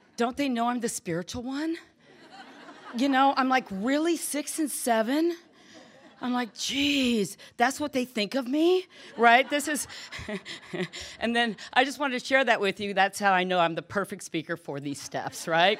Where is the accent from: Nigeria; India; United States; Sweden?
United States; Southern California; I grew up in Southern California